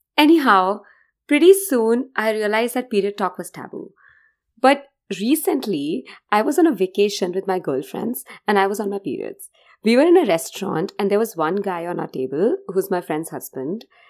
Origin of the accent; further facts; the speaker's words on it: India; now in United States; I'm from India